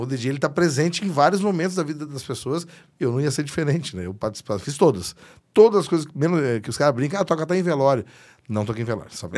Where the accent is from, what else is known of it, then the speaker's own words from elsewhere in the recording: Canoas, Rio Grande do Sul, Brazil; sou da Rio Branco, em Canoas, e comecei lá fazendo som